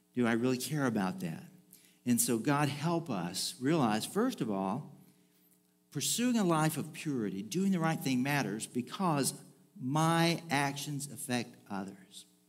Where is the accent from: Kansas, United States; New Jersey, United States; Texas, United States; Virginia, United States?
Texas, United States; Bridge City; moved away; there really isn't a way to get into my hometown without crossing a bridge of some form or fashion or another.